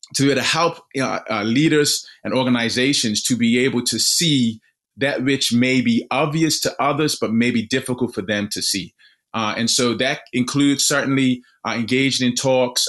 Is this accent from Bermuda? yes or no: yes; Bermuda; now in Missouri, United States; born and raised in Bermuda